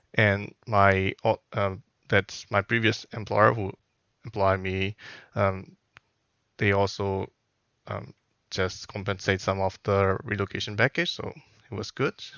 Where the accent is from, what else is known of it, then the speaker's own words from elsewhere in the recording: Myanmar; moved away as an adult; also born or lived in Singapore; now in Wellington, New Zealand; I am originally from Myanmar, so that is one of the Southeast Asian country.